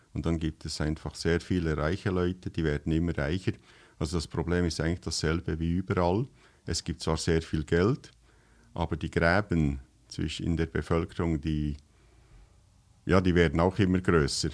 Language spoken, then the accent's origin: German; Switzerland; das, was wir jetzt hier sprechen, ist ja für euch eigentlich Schweizerdeutsch, aber für uns ist das eigentlich eine Fremdsprache.